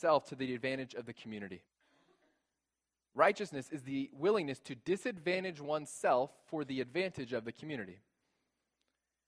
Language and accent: English; United States; also born or lived in South Africa; I was born in America in the 20th century